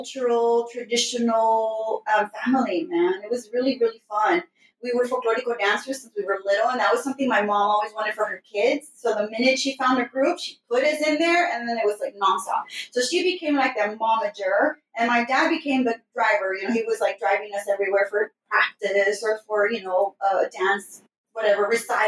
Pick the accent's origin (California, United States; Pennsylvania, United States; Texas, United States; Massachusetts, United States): Texas, United States; Houston; I grew up in the most fun neighborhood in the north side, right next to downtown Houston